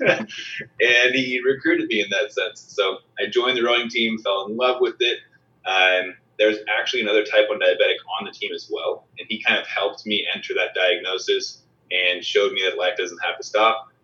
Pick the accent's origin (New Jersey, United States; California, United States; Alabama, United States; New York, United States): California, United States; San Diego; I grew up in San Diego, so I grew up outdoors a lot